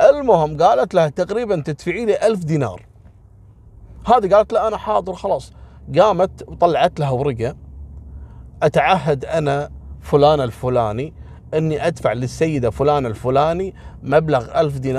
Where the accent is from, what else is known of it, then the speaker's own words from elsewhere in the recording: Kuwait; حتى منهم يعني كويتيين وغير كويتيين احنا كويتيين قليل في شارع الصحافه